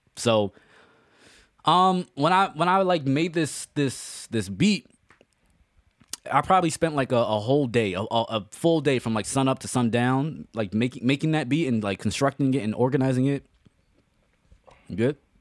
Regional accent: New York City, New York, United States; We grew up together. We grew up in the Bronx

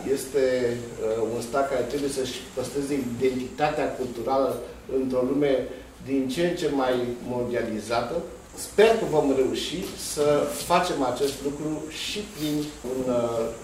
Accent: Romania; pentru noi ca români

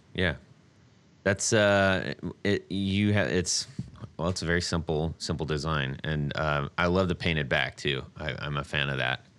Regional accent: Orange County, California, United States; We're both from Orange County

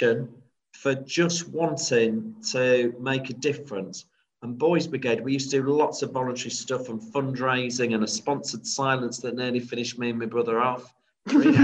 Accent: Grimsby, Yorkshire and the Humber, United Kingdom; growing up in Grimsby

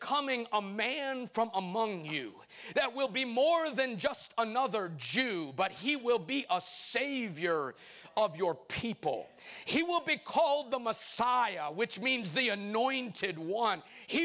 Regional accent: Chicago, Illinois, United States; now in Arkansas, United States; I'm just a short preacher, originally from Chicago, but born, now spiritually born and bred in Arkansas

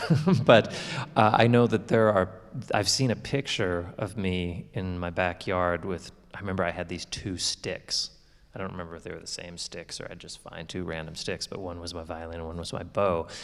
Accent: Canada; now in Florida, United States; my hometown anymore because my parents, um, they retired and have actually moved to Florida, like all Canadians do eventually.

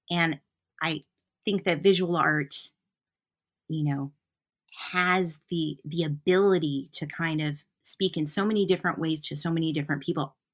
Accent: Newport, Vermont, United States; I call myself I'm a traveling artist, and you know I'm from Newport, Vermont. Newport, Vermont's where my home is, my house is.

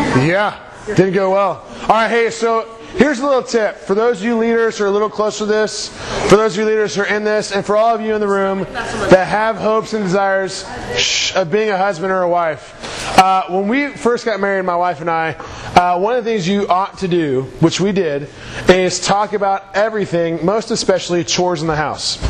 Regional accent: Houston, Texas, United States; I'm from Houston

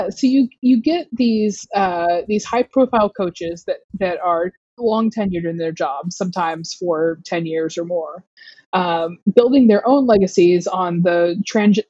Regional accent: Southeast, United States; I am from the Southeast. I went to University of Georgia. My dad went to University of Georgia. I was raised a college football fan

